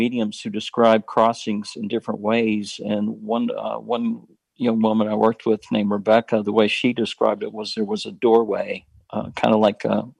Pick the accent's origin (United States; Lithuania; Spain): United States; the South; I was raised in the Baptist church here in the South